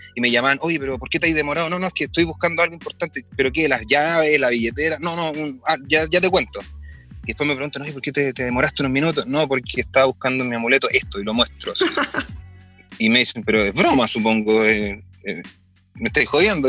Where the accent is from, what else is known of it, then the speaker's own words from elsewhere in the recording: Chile; nos sentimos más bacanes como chilenos